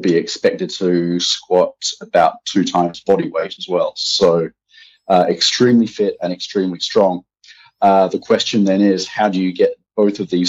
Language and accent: English; Australia; moved away as an adult; also born or lived in Bangladesh / United Kingdom / Belgium; now in Amsterdam, Netherlands; an Australian strength conditioning coach with over 15 years of experience